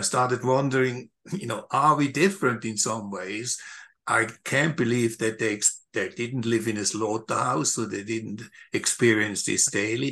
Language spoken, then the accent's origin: English; Switzerland; moved away; I grew up in Switzerland